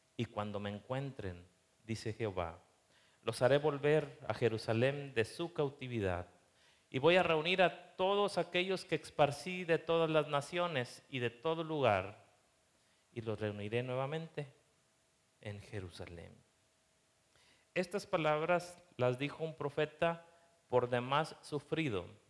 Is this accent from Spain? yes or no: no; Mexico; nosotros como mexicanos